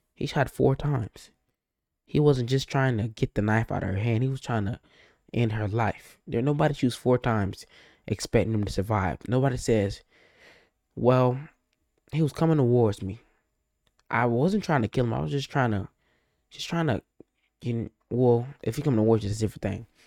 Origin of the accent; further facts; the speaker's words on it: United States; accent: African American; I'm African American, just in case you're wondering. You can tell my voice I'm African American.